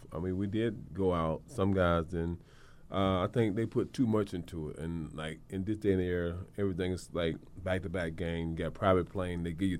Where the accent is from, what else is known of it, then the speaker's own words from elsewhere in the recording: Cleveland, Ohio, United States; now in New York, United States; Cleveland, New York. I'm back in New York.